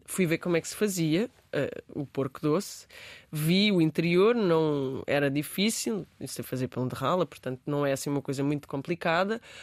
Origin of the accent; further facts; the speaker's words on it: Beja, Alentejo, Portugal; eu nasci em Beja